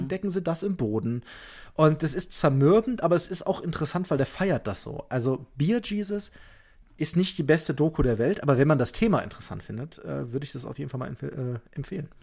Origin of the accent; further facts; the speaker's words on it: Leverkusen, North Rhine-Westphalia, Germany; now in Bavaria, Germany; ich bin aber gebürtiger Leverkusener und damit ja fast Kölner